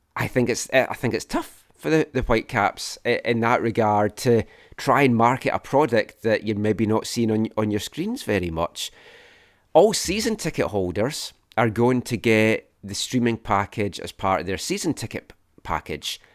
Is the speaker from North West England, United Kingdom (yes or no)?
no; Scotland, United Kingdom; now in Vancouver, Canada; growing up in Scotland